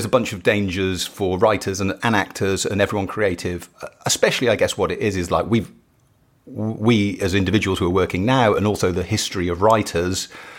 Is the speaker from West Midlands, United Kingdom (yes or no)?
yes; West Midlands, United Kingdom; I grew up in Shropshire, which isn't near enough Manchester.